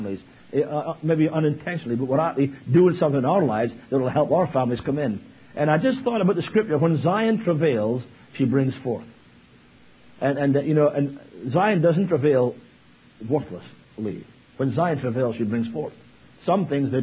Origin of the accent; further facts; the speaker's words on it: Scotland, United Kingdom; now in Virginia Beach, United States; As I said, I'm from Virginia Beach. Scotland, obviously, originally. But I've lived in Virginia Beach for 20 years